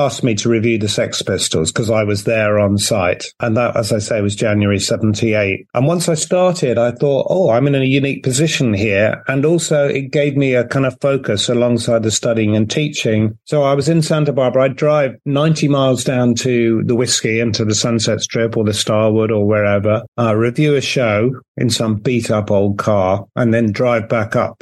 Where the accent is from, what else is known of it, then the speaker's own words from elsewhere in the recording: United Kingdom; as a Brit abroad